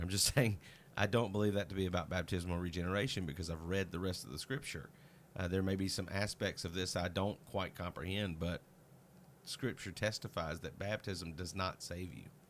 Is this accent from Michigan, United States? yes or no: no; Mississippi, United States; my pastor as a child in Mississippi